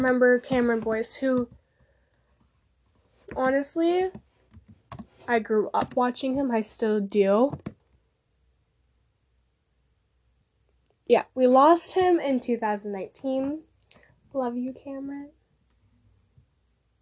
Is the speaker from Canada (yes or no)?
yes; Canada; I'm from Canada